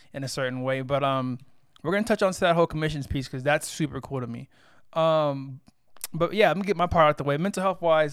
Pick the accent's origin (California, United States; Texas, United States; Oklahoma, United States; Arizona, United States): Texas, United States; Corpus Christi; moved away; I'm originally from Texas. Real small city called Corpus Christi